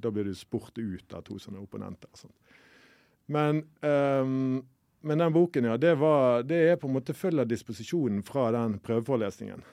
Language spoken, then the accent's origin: Norwegian; Bergen, Vestland, Norway; jeg kommer fra Bergen